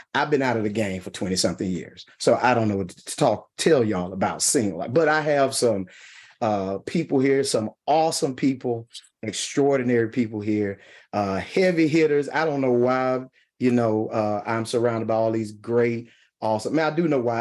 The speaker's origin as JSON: {"language": "English", "region": "Mississippi", "country": "United States", "accent": "country twang", "said": "I'm from Mississippi. I have a strong accent."}